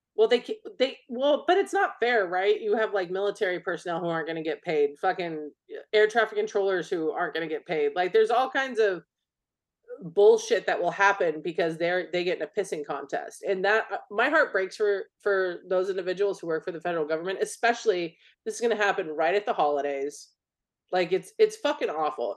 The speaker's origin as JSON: {"language": "English", "country": "United States", "said": "I'm an American"}